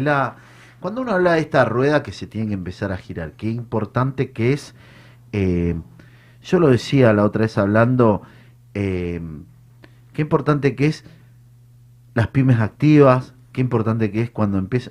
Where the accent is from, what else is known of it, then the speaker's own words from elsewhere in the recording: Argentina; como, como Argentina